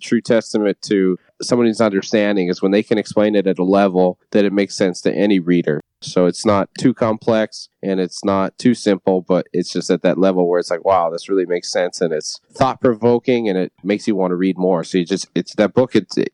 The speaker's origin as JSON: {"language": "English", "town": "Weyburn", "region": "Saskatchewan", "country": "Canada", "tie": "born or raised there", "said": "growing up in Saskatchewan"}